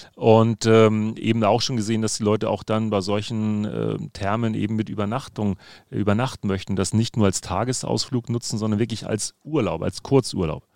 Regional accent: Hamburg, Germany; dass ich gebürtiger Hamburger bin, sondern darüber hinaus tatsächlich auf St. Pauli geboren wurde

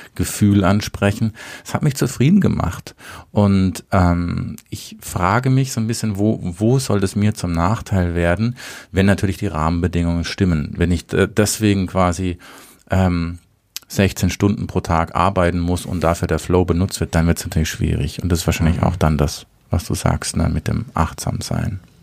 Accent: Baden-Württemberg, Germany; Selber als Badener

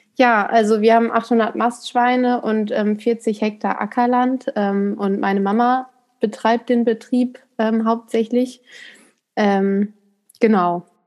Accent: Ruhr area, between Marl and Haltern am See, North Rhine-Westphalia, Germany; Und das Bauerndorf ist Kleinherne. Hier bin ich auch aufgewachsen

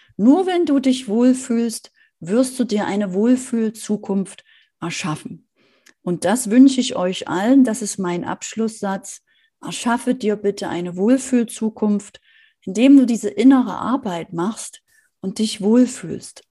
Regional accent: Germany; Bei uns in Deutschland

